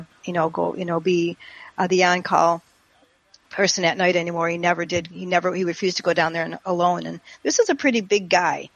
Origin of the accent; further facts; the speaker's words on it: St. Clair Shores, Michigan, United States; now in Palm Beach Gardens, United States; where I grew up in St. Clair Shores, Michigan